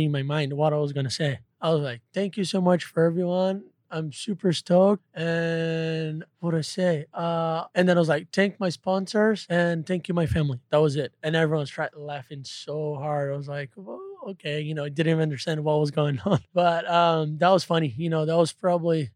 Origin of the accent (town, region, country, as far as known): Brazil